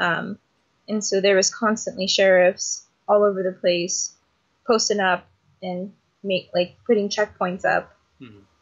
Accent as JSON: {"language": "English", "town": "Phoenix", "region": "Arizona", "country": "United States", "tie": "born or raised there", "said": "I was born and raised in Phoenix, Arizona. Still living and organizing here"}